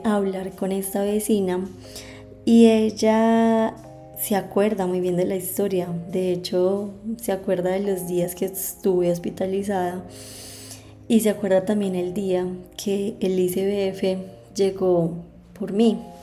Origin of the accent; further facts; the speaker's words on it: La Virginia, Risaralda, Colombia; Yo nací en la Virginia Risaralda